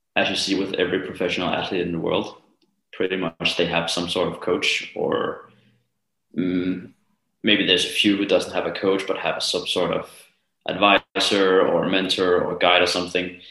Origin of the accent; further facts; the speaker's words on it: Copenhagen, Capital Region of Denmark, Denmark; I live in Copenhagen. And uh, well, I'm also from Copenhagen